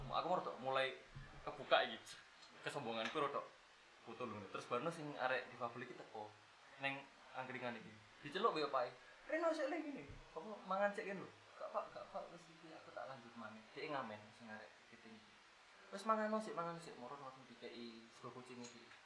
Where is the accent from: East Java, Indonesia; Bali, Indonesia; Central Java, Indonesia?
East Java, Indonesia; Malang; kita juga asli Malang